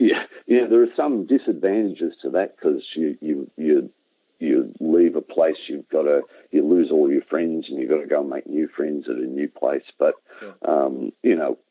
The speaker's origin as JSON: {"language": "English", "town": "Merrigan", "region": "Victoria", "country": "Australia", "tie": "born or raised there", "also_born_or_lived": "Morwell / Menzies Creek", "said": "I was born in Morwell. We lived at a little place in the Dandenongs, Menzies Creek. So I've been around, but the places that I probably spent most of my time were 6 years in Merrigan, which, as I said, it's 9 miles south of Kyabram"}